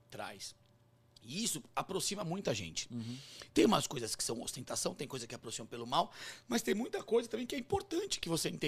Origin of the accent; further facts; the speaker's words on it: Sorocaba, São Paulo, Brazil; a gente é de Sorocaba.